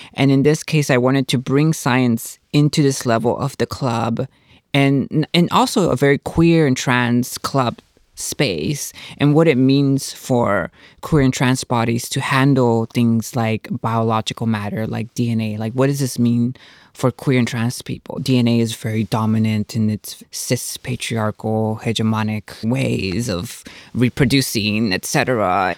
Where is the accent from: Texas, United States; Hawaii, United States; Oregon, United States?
Texas, United States; Houston; I'm from, born and raised in Houston, so I'm a Texas girl